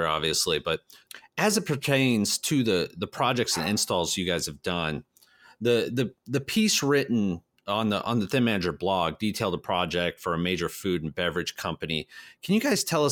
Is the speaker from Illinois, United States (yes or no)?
yes; Arlington Heights, Illinois, United States; I actually grew up around Chicago in the Arlington Heights area